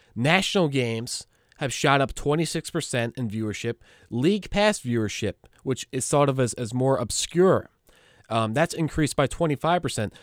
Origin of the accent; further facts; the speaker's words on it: New York, United States; I am a New Yorker.